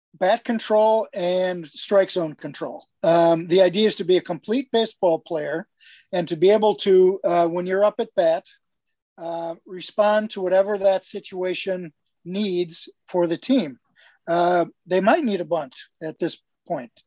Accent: Milwaukee, Wisconsin, United States; grew up on the east side of Milwaukee

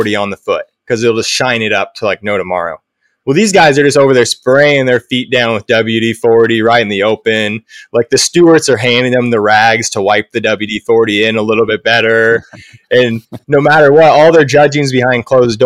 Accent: Coos Bay, Oregon, United States; also born or lived in Port Orford, Oregon; I was born in Coos Bay and we lived in Port Orford when I was first born

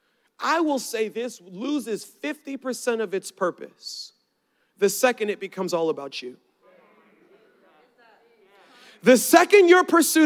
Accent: Baltimore, Maryland, United States; I'm from Baltimore. Baltimore, Saturday was lake trout day.

